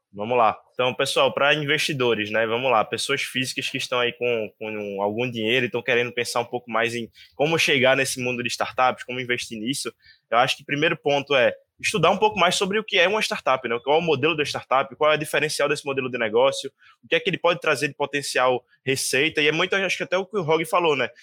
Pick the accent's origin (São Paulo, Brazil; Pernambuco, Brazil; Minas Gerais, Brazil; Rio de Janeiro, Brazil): Pernambuco, Brazil; Recife; eu sou de Recife